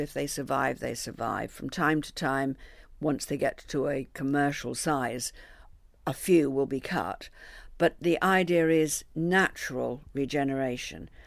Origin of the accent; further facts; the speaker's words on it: New Forest, South East England, United Kingdom; I come from the New Forest